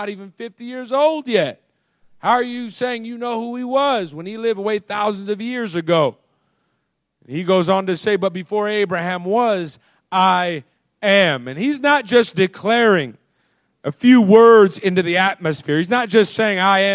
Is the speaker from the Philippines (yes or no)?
no; United States; As American people